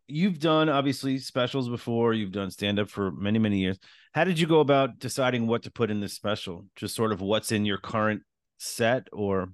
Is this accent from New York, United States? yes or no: yes; East Islip, New York, United States; moved away; also born or lived in Queens, New York; I was born in Queens, raised in Long Island.